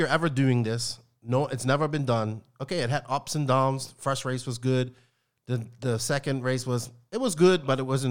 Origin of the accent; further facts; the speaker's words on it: Bermuda; I am English, but just not English from England. Like, you know, I'm from Bermuda